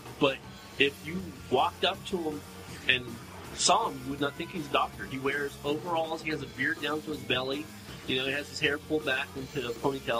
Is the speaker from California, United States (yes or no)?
yes; California, United States; And as I'm waking up, mind you, this doctor, which I came from California, I'm young, I'm still a kid at this point.